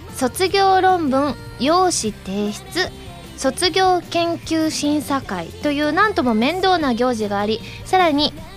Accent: Osaka, Japan

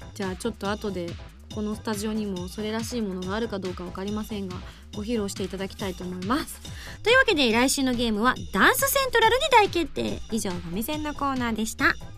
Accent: Yamaguchi, Japan; 自分がねあの生まれ育った山口の実家のある場所

